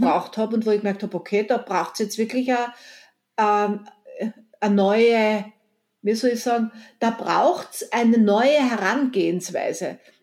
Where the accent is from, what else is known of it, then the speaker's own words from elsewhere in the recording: Eisenerz, Styria, Austria; moved away; also born or lived in Vienna; meine Heimatstadt Eisenerz